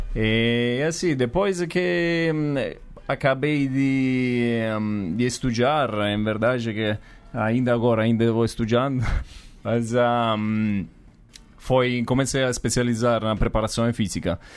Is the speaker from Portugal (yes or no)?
no; Sessa Aurunca, Campania, Italy; Portuguese is a second language; moved away as an adult; also born or lived in New Zealand; now in São Paulo, Brazil; eu venho do sul da Itália, venho de um lugar que se chama Sessaurunca, que é, falamos uma 50 minutos da a Napoli.